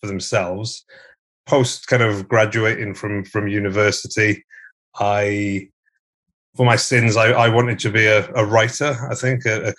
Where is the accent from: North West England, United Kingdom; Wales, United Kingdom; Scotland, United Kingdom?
Wales, United Kingdom; West; I'm British, but I grew up in West Wales, so I'm Welsh